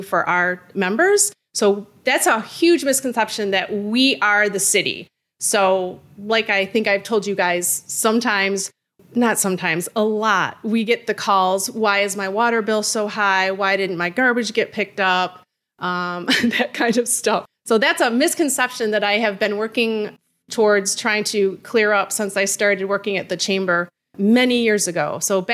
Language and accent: English; Royal Oak, Michigan, United States; also born or lived in Key West, Florida / Los Angeles; I was actually not born in Royal Oak, but I have lived here my entire life, except for a short stint